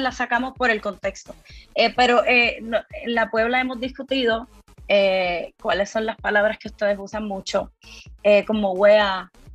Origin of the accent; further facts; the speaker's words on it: Puerto Rico; soy de Puerto Rico